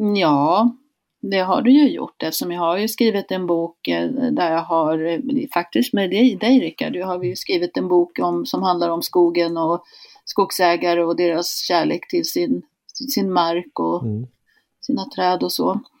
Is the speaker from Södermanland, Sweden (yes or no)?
no; Hälsingland, Gävleborg County, Sweden; also born or lived in Canada; Jag kommer från Hälsingland, här har folk bott i tusentals år